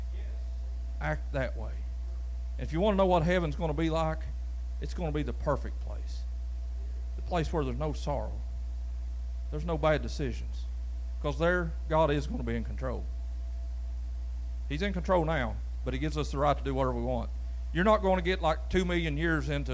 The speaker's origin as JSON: {"language": "English", "area": "Brawley Creek", "region": "Kentucky", "country": "United States", "tie": "born or raised there", "said": "growing up on Brawley Creek that was gravel"}